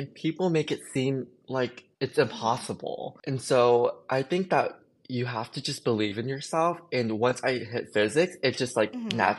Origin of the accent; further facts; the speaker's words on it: Jacksonville, Florida, United States; So I grew up in Jacksonville and I kind of want to change, to be honest.